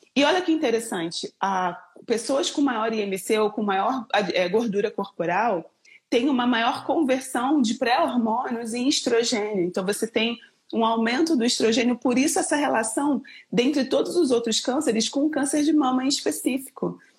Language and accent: Portuguese; Rio de Janeiro, Brazil; accent: carioca; moved away as an adult; now in Campinas, Brazil; sou carioca, moro em Campinas, então o sotaque não nega